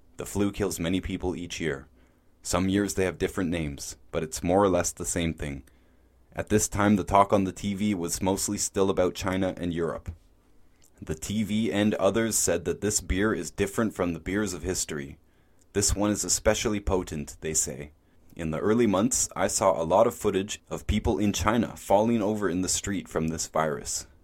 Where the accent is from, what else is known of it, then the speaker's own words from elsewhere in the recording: Canada; My home country of Canada